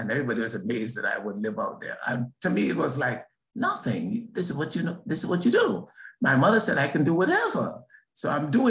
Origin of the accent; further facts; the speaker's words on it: Philadelphia, Pennsylvania, United States; So what I got introduced as was, I'm from America. I'm from Philadelphia. So they saw me as Black.